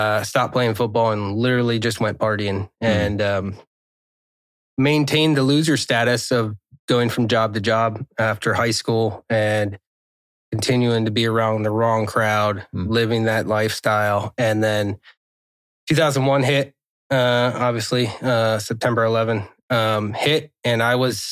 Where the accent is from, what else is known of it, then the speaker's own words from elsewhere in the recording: Pennsylvania, United States; also born or lived in Arizona; We moved from Arizona when I was 4 to Pennsylvania